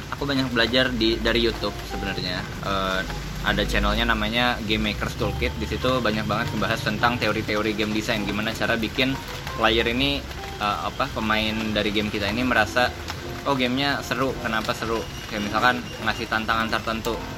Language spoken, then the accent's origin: Indonesian; East Kalimantan, Indonesia; aku lahir di Kalimantan Timur